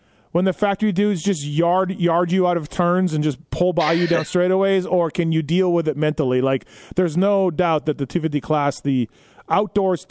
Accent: Manitoba, Canada; I'm from Manitoba

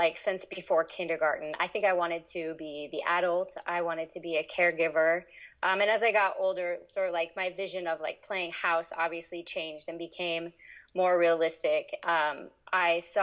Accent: East Coast, United States; also born or lived in New York City; I grew up mostly on the East Coast

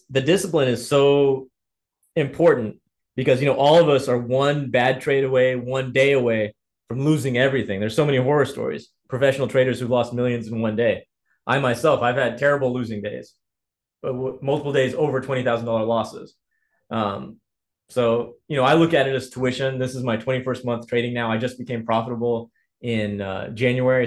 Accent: Indiana, United States; I grew up in Indiana. My family is of Ethiopian heritage

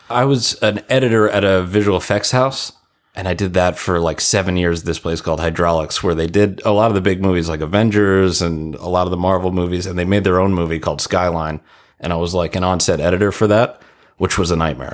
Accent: Ronkonkoma, New York, United States; moved away as an adult; now in Los Angeles, United States; I'm from Ronkonkoma, Long Island

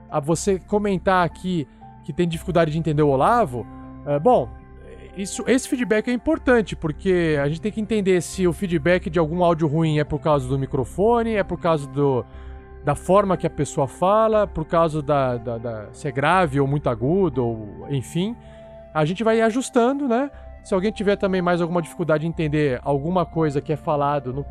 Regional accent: Santo André, São Paulo, Brazil; now in Uberlândia, Brazil; tenho 24 anos, sou natural de Santo André, São Paulo, mas moro em Uberlândia, Minas Gerais, há 12 anos.

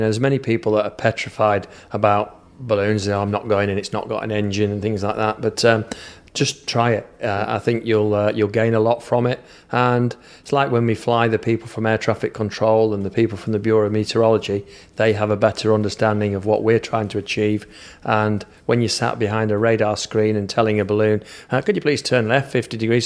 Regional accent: Manchester, North West England, United Kingdom; accent: Manchester; this accent is Manchester accent from the U K, so Northern England is where this accent's from

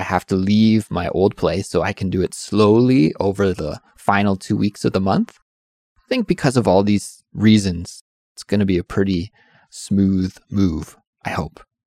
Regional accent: Canada; moved away; I'm from Canada

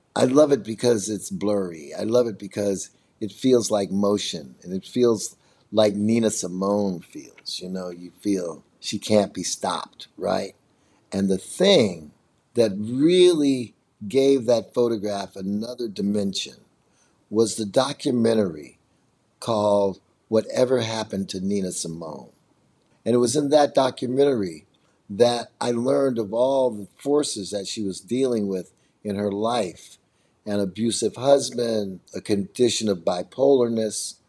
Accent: Chicago, Illinois, United States; also born or lived in Nashville; I'm from Chicago

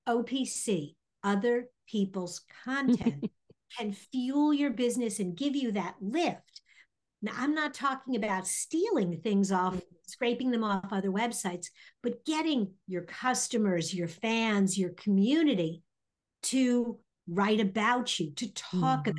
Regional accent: New York, United States; now in Indianapolis, United States; Originally I'm a New Yorker. And so even though I've been gone and have lived here way more than I ever lived in New York

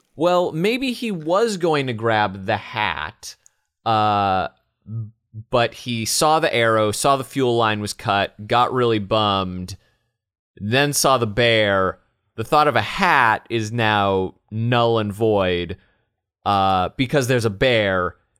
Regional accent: Los Angeles, California, United States; growing up in Los Angeles, as I did

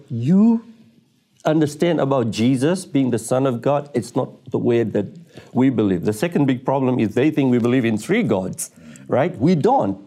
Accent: Tanzania; I was born in Tanzania, East Africa, and I was brought up, uh, as a Muslim in a f, in a Muslim family

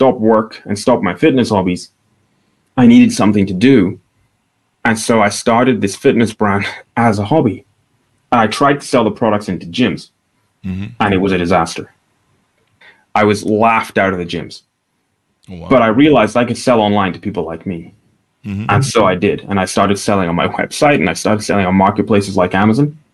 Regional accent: Aberdeen, Scotland, United Kingdom; I'm from Northeast Scotland. And the town I'm from is a small city called Aberdeen.

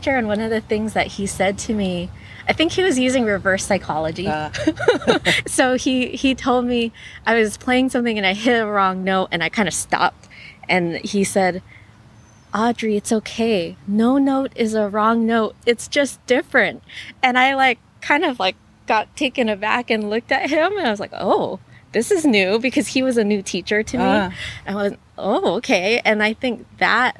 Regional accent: Honolulu, Hawaii, United States; now in Los Angeles, United States; growing up in Hawaii definitely influenced my mindset

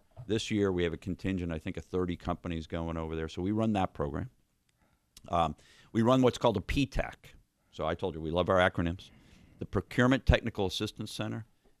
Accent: Kentucky, United States; No, we're from Kentucky, and we know what we're doing.

